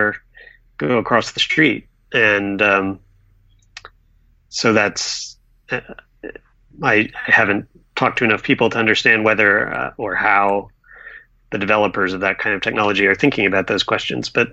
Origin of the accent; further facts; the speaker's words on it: Durham, North Carolina, United States; moved away; I grew up in Durham, North Carolina